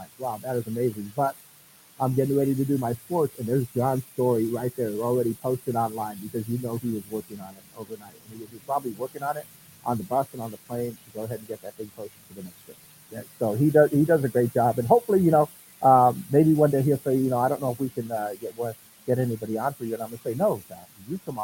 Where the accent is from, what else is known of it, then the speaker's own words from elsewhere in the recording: Four Corners area, Northwest New Mexico, United States; now in Southern New Mexico, United States; I moved here to Southern New Mexico. I come from Northwest New Mexico, Four Corners area